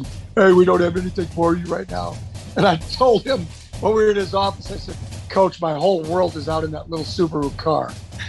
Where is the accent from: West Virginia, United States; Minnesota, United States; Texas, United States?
Minnesota, United States; Farmington; moved away; I moved back to my hometown after college, didn't know what I wanted to do. And they had a varsity position open to coach football at Farmington High School in Farmington, Minnesota.